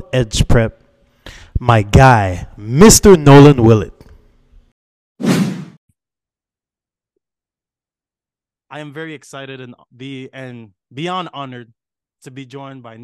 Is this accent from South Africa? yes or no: no; Montreal, Quebec, Canada; originally I'm from Montreal